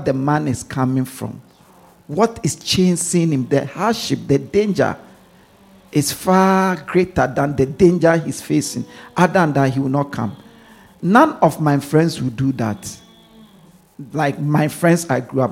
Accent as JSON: {"language": "English", "country": "Ghana", "tie": "born or raised there", "moved": "yes", "lives_now": "London, United Kingdom", "said": "I grew up in Ghana"}